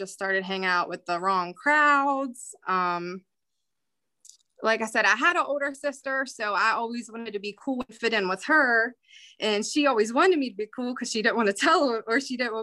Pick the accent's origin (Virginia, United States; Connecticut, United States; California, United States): Virginia, United States; Winchester; also born or lived in Bunker Hill, West Virginia; now in Martinsburg, United States; I grew up in Bunker Hill. My parents divorced when I was 4. And then after that, my mom moved me and my sister to Winchester.